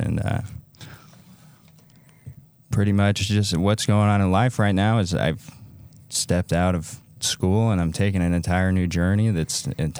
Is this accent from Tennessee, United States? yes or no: no; St. George, Utah, United States; I'm from right here in St. George.